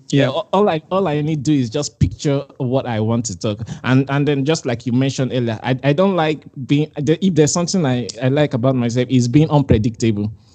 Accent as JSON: {"language": "English", "country": "Nigeria", "said": "I'm Nigerian."}